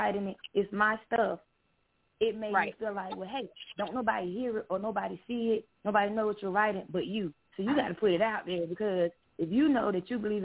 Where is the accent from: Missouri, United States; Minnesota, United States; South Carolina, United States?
South Carolina, United States; Salem; I'm from Salem, South Carolina